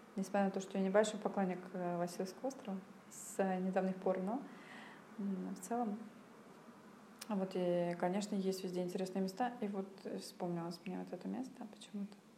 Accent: Saint Petersburg, Russia; мы из СПБ

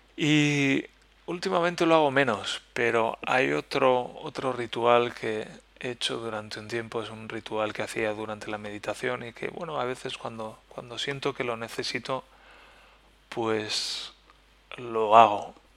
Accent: Spain; first language Spanish; moved away; estoy lejos de España y que estoy lejos de mi idioma natal, de mi lengua materna

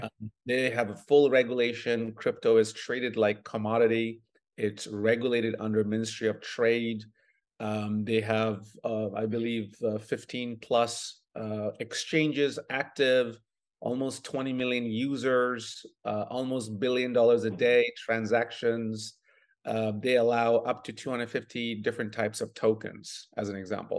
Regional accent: Bangladesh; now in Toronto, Canada; I was born in Bangladesh, uh, prior to moving to Canada almost twenty-five years ago

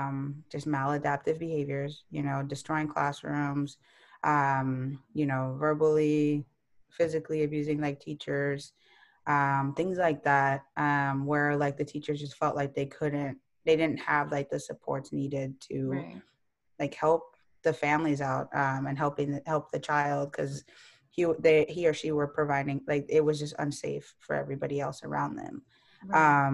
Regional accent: Costa Rica; born there; I was born in Costa Rica. My parents were doing medical school there.

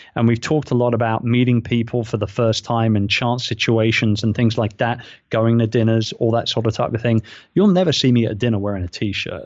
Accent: London, United Kingdom; moved away as an adult; now in Philippines; my hometown

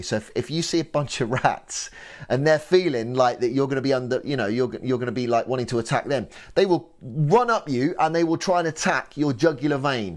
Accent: England, United Kingdom; I'm English

